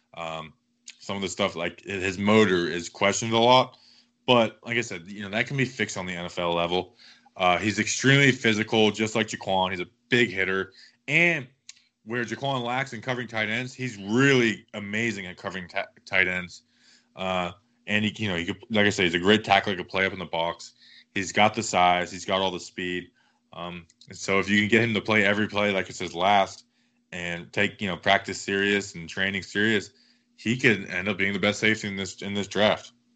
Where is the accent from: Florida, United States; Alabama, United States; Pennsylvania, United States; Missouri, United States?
Florida, United States; Cocoa; my hometown, repping Coco